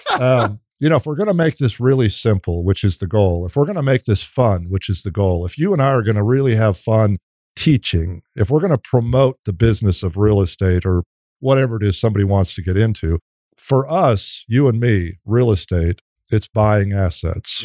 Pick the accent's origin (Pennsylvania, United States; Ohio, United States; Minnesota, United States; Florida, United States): Minnesota, United States; moved away as an adult; now in College Station, United States; I'm from Minnesota, and I came here on a dance scholarship.